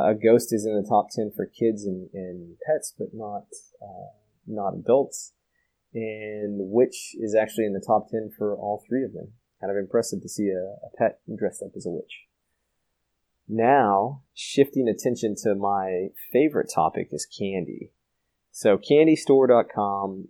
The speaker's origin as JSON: {"language": "English", "region": "Texas", "country": "United States", "tie": "born or raised there", "said": "Texas, my home state"}